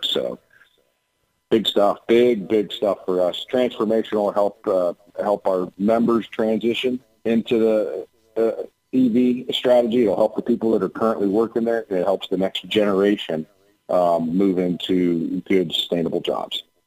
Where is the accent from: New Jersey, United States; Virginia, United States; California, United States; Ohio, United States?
Ohio, United States; Lordstown; Lordstown, Ohio, uh, which is my my hometown